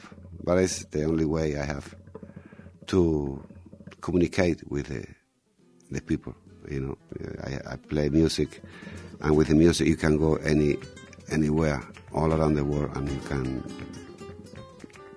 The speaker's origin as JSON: {"language": "English", "region": "Andalusia", "country": "Spain", "also_born_or_lived": "Mexico / Mallorca", "said": "Andalusia, we have been colonized for a lot of cultures"}